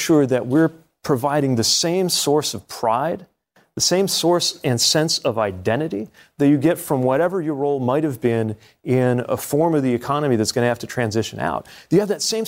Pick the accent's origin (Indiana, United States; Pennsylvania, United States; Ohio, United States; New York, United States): Indiana, United States; I'm from Indiana